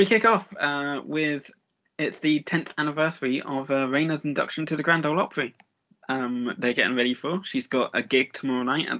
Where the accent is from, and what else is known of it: England, United Kingdom; now in Nashville, United States